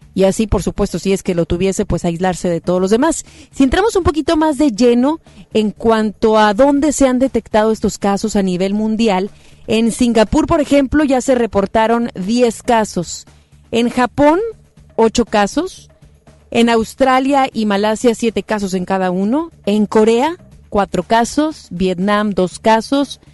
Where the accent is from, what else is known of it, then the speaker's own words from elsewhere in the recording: Mexico; como mexicanos